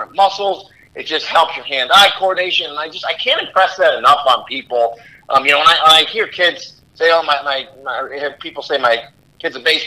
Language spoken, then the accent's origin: English; Rochester, New York, United States; moved away as an adult; also born or lived in Massachusetts; now in Orlando, United States; I'm from Rochester, New York, originally. So that's where I went to high school